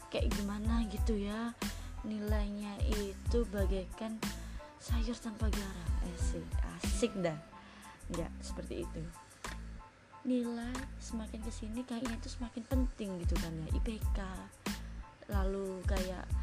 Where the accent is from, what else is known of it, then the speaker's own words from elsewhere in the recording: Surabaya, East Java, Indonesia; halo semuanya perkenalan dulu ya pertama-tama … dan aku dari Surabaya status masih mahasiswa semester 7